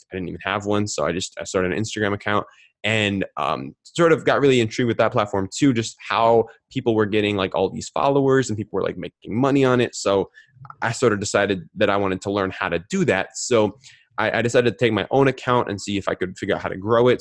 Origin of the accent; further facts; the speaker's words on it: Minneapolis, Minnesota, United States; I grew up in Minneapolis, Minnesota